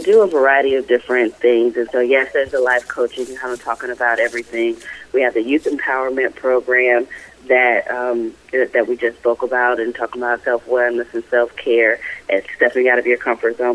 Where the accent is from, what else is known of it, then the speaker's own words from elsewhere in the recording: Raleigh, North Carolina, United States; I hail from Raleigh, North Carolina